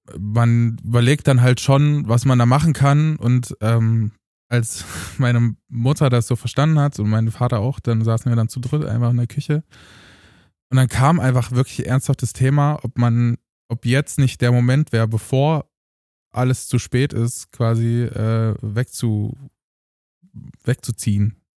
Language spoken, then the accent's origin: German; Eisleben, Saxony-Anhalt, Germany; moved away; damals in Eisleben in Sachsen